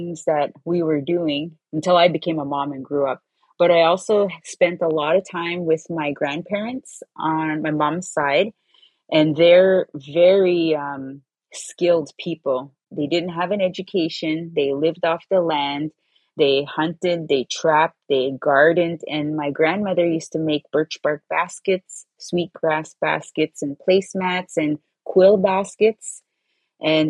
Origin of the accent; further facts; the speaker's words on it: Wikwemikong Unceded Indian Reserve, Manitoulin Island, Ontario, Canada; I come from Wequemekong Unceded Indian Reserve, located on Manitoulin Island on Lake Huron